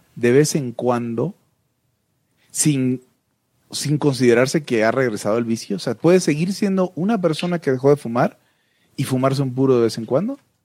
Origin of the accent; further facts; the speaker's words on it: Mexico; yo soy un mexicano de segunda categoría